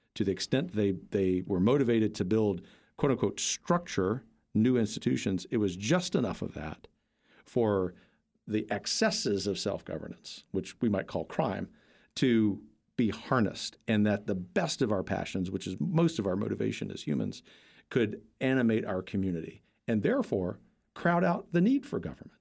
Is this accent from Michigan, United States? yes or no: no; South Louisiana, United States; moved away; I grew up in a mostly working class family in South Louisiana, the heart of Cajun country